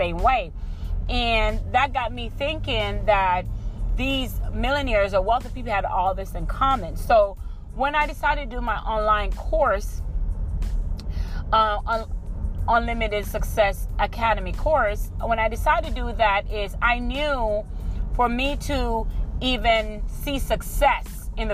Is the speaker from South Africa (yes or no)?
no; Jamaica; moved away; also born or lived in Tampa, Florida; We're from Jamaica, so we were raised to be pretty much go to school, go to college, hardworking people